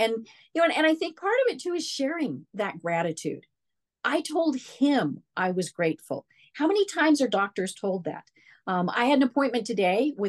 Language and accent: English; Denver, Colorado, United States; I'm from Denver.